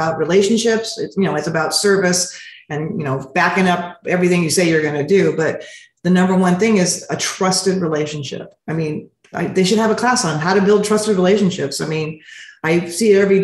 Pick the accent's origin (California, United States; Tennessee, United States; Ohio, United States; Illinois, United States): California, United States; Montebello; I was raised in Montebello.